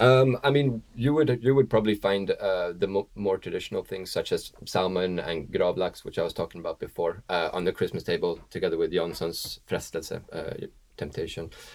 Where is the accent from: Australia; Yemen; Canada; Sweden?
Sweden; now in New York, United States; I'm from Sweden.